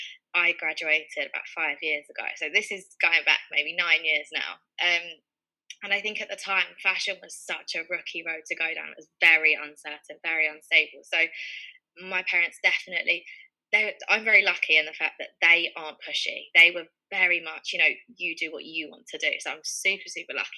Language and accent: English; London, United Kingdom; also born or lived in Leicester; I'm from Northwest London, born and brought up here, always lived here.